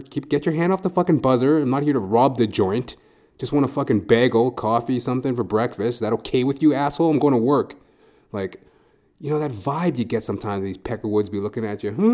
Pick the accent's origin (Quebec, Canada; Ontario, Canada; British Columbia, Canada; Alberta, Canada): Alberta, Canada; Edmonton; moved away as an adult; now in Toronto, Canada; I was born in Edmonton, Alberta, born and raised